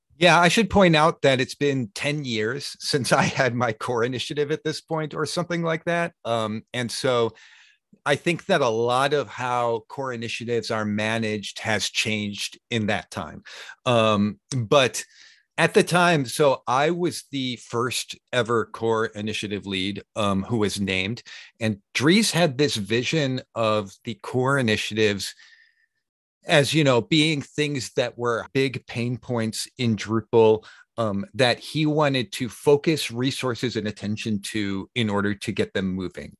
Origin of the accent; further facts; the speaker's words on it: Chicago, Illinois, United States; moved away as an adult; now in Sweden; Chicago is my hometown